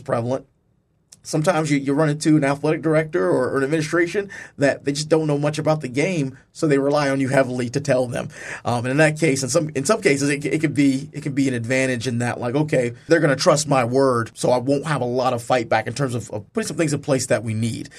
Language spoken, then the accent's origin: English; Charlottesville, Virginia, United States; also born or lived in Brooklyn, New York; I'm originally from Charlottesville, Virginia. I'm actually born in Brooklyn, New York, but, uh, r-, raised in Charlottesville, Virginia